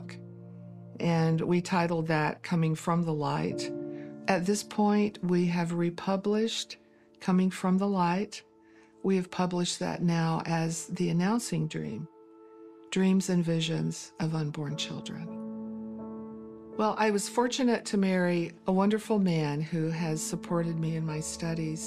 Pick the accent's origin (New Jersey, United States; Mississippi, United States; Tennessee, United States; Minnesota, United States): Tennessee, United States; Eastern; moved away as an adult; now in Utah, United States; I was born and raised in Eastern Tennessee, so I'm a Southern girl